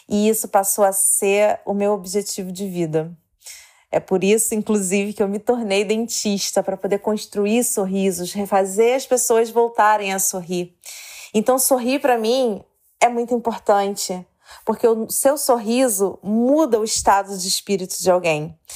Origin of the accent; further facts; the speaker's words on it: Rio de Janeiro, Brazil; eu tenho 34 anos e sou do Rio de Janeiro.